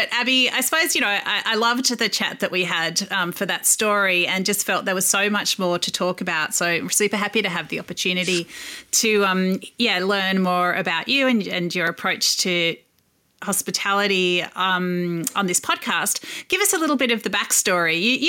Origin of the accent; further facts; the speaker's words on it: Melbourne, Victoria, Australia; now in Sydney, Australia; which has also recently opened in my hometown of Melbourne, which is good for me.